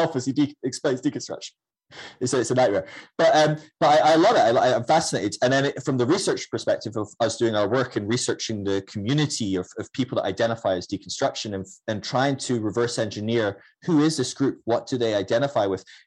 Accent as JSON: {"language": "English", "region": "Scotland", "country": "United Kingdom", "said": "I'm Scottish"}